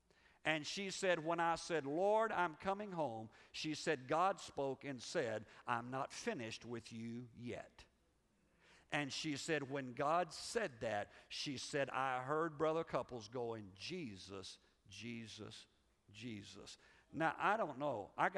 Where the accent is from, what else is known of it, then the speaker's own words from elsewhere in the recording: Liberia; now in United States; I grew up in Africa. And when you grow up in Africa, it just messes you up for America.